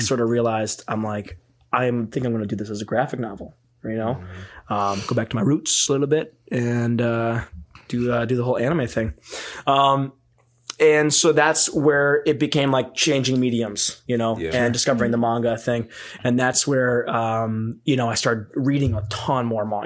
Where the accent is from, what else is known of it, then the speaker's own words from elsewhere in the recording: Lake Geneva, Wisconsin, United States; also born or lived in Burlington, Wisconsin; So I moved from Burlington to Lake Geneva. Burlington's like 15 minutes away from Lake Geneva